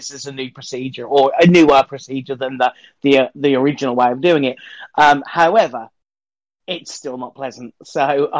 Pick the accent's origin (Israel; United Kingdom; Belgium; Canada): United Kingdom; I'm British.